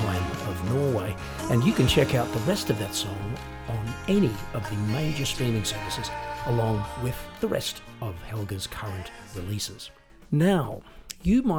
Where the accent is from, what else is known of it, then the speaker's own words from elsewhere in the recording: Australia; moved away; I am originally from Australia, as you might be able to tell from the accent.